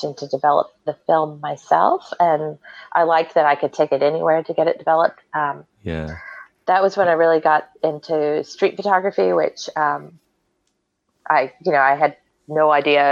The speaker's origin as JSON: {"language": "English", "town": "Waco", "region": "Texas", "country": "United States", "tie": "born or raised there", "said": "I'm from Waco"}